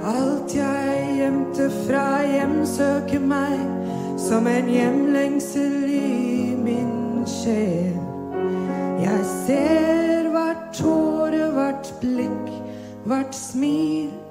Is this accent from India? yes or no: yes; Mumbai, Maharashtra, India; moved away as an adult; now in Drammen, Norway; jeg er født og oppvokst i India. I Bombay, på vestkysten.